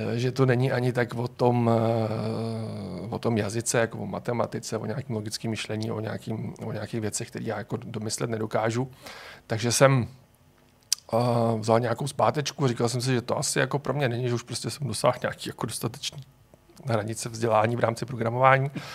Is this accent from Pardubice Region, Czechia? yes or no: no; Prague, Czechia; jsem Pražák